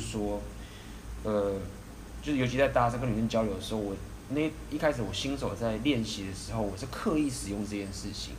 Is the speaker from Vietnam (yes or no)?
no; Taiwan; 以我们台湾人的话，大部分都是safe很礼貌